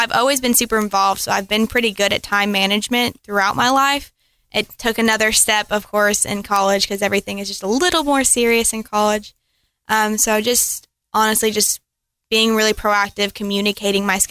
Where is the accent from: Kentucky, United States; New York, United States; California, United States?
Kentucky, United States; Frankfort; I am from Frankfort, Kentucky